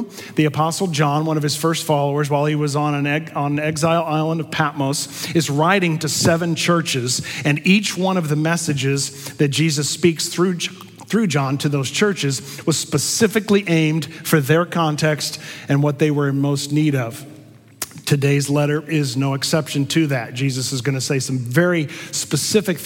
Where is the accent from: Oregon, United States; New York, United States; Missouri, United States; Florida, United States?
Missouri, United States; I'm from Missouri